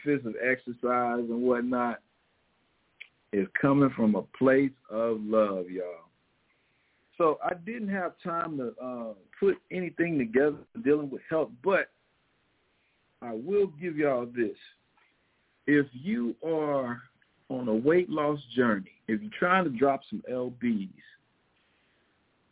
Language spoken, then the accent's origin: English; Missouri, United States; accent: Missouri; my Missouri accent